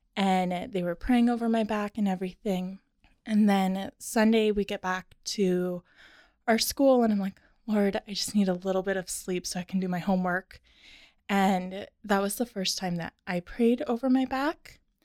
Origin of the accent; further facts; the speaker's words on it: Tacoma, Washington, United States; also born or lived in Arizona / Nebraska; I was born and raised in Tacoma, went to Stadium High School